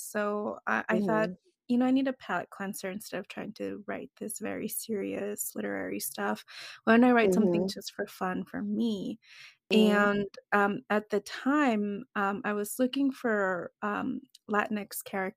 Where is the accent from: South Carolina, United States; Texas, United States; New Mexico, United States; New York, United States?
Texas, United States; El Paso; also born or lived in Ciudad Juárez, Mexico; I'm originally from the El Paso, Texas, Juarez, Mexico border, which is kind of it's a very, I hate to say alien place, but it's a very otherworldly place to grow up in. Because I literally grew up in both countries at the same time